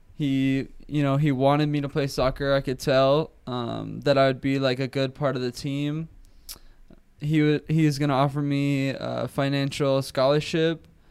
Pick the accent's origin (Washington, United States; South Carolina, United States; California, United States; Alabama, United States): California, United States; Oceanside; born and raised in Oceanside, California